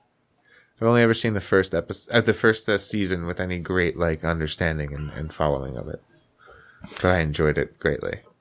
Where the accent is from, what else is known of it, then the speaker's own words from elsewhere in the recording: Paterson, New Jersey, United States; I grew up around Patterson, have been in Patterson, have hung out in Patterson